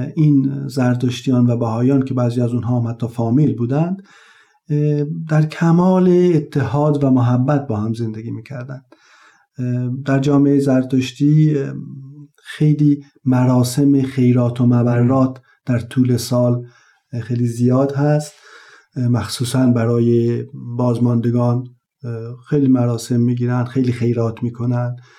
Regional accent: Taft, Yazd Province, Iran; زادگاه هم تفت یزد یکی از شهرستان های اطراف یزد هست

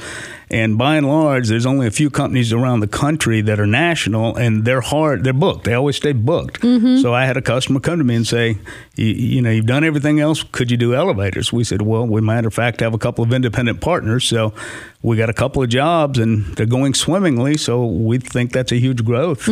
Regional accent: Nashville, Tennessee, United States; now in Clarksville, United States; I'm from Nashville

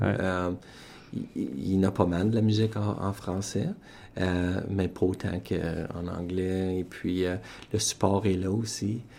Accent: Sudbury, Ontario, Canada; je suis originaire de Sudbury, Ontario

